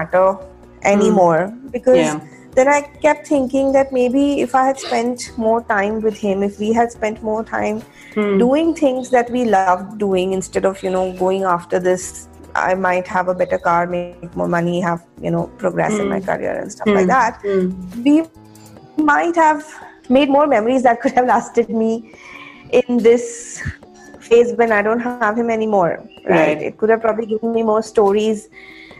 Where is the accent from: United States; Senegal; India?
India; Jaipur, Rajasthan; moved away as an adult; also born or lived in Bangalore; I was from Jaipur, and I got selected into a college in Bangalore.